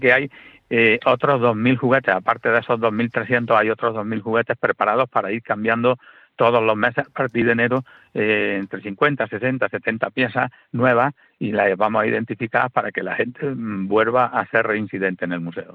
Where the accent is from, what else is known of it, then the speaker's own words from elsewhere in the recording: Rute, Andalusia, Spain; yo soy de Rute, mi señora es de Cueva de San Marcos, y, bueno, yo empecé con la historia de mi pueblo